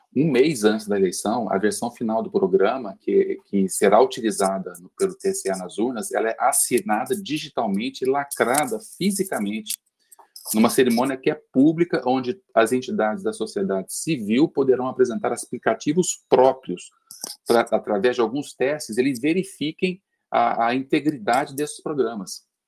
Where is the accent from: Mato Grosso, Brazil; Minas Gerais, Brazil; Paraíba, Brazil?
Minas Gerais, Brazil; Uberlândia; now in São Paulo, Brazil; eu sou de Uberlândia, né? moro em São Paulo, mas eu sou de Uberlândia, e lá tinha alguns amigos que participavam da eleição e contratava a gente como adolescente